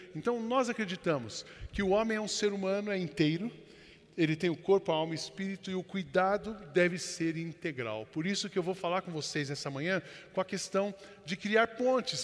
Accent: São José dos Campos, São Paulo, Brazil; Eu fui criado em São José dos Campos e os meus pais são da roça

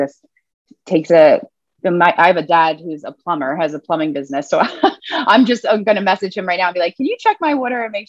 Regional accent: Philadelphia, Pennsylvania, United States; I'm from Philly, so it's water, not water. That's how we say it

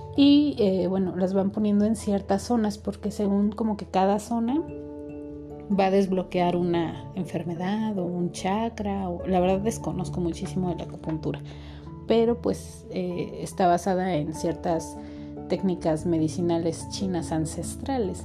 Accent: Mexico; yo soy mexicana

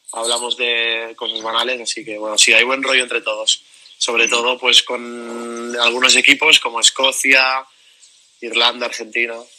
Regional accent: Barcelona, Catalonia, Spain; soy de Barcelona, vivo en Barcelona

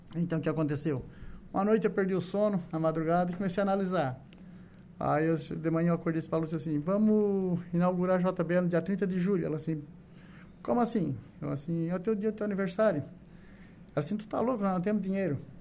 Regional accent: Rio dos Anjos, Santa Catarina, Brazil; eu me criei na lavoura, nasci no Rio dos Anjos

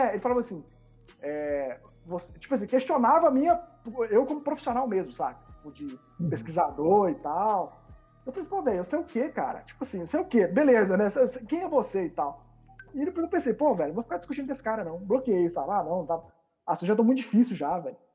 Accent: Rio de Janeiro, Brazil; accent: carioca; eu tinha um sotaque muito carioca, né?

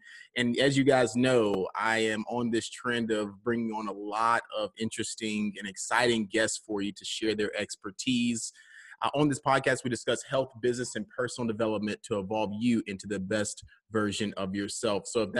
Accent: Alabama, United States; We're from Alabama. Like, it just, family from Alabama is crazy.

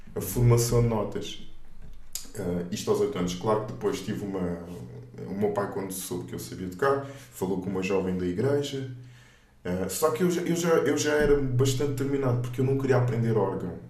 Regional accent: Moita, Setúbal, Portugal; also born or lived in Luanda, Angola; nasci em Angola, mais propriamente em Luanda, e vim para cá para Portugal com 4 anos

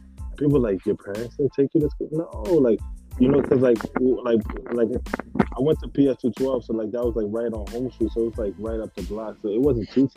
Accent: New York City, New York, United States; I'm from the South Bronx. I was born, like, I grew up on Prospect Ave

